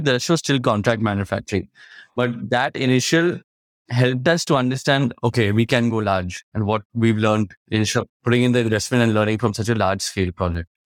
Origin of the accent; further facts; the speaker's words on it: Kolkata, West Bengal, India; I was from Calcutta, we had a main warehouse there